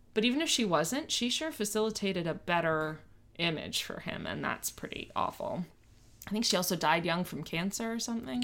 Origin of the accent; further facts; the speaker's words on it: Miami, Florida, United States; I grew up in Miami